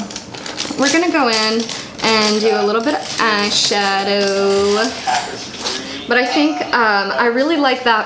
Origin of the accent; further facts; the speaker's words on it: Anaheim, California, United States; moved away; My family lives out there, over in Anaheim. That's where I was born